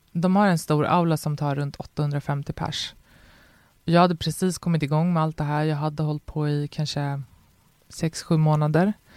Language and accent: Swedish; Botkyrka, Stockholm County, Sweden; jag växte upp i Fittja